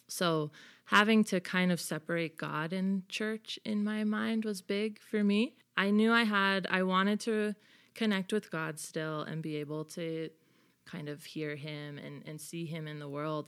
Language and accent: English; Bay Area, California, United States; moved away as an adult; also born or lived in Bethlehem, Pennsylvania; I am from the Bay Area, so I'm from California